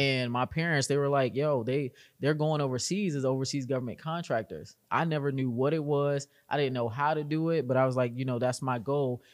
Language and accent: English; Arlington, Virginia, United States; I'm from Arlington, Virginia, and I got into GovTech at a very young age